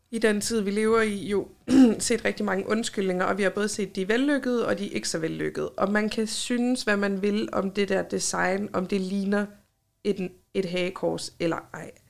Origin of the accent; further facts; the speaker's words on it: Copenhagen, Capital Region of Denmark, Denmark; Jeg er født og opvokset i København